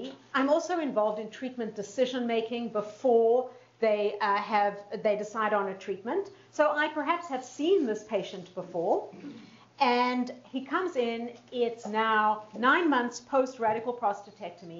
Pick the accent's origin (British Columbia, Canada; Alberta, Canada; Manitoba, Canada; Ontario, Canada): Manitoba, Canada; Winnipeg; I'm from Winnipeg, Manitoba